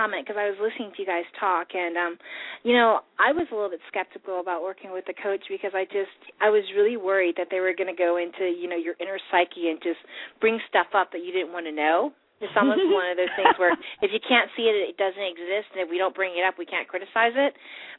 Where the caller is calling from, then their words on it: Virginia, United States; I'm from Virginia.